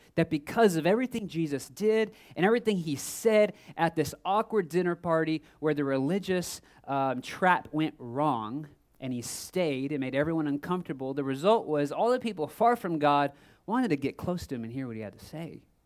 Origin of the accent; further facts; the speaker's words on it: Texas, United States; I'm from Texas, and my family always vacationed in Florida